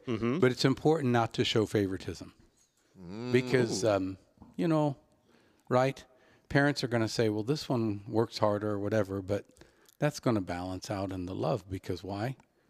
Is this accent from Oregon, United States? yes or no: no; Indianapolis, Indiana, United States; Born and raised in Little Flower. Graduate of Cecina High School. But dad's from County Kerry.